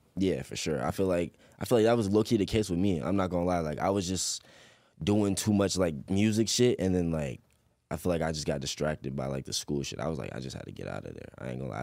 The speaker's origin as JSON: {"language": "English", "town": "Chesapeake", "region": "Virginia", "country": "United States", "tie": "born or raised there", "also_born_or_lived": "Portsmouth, Virginia", "said": "I was born in Portsmouth, but I was rain-, raised in Chesapeake"}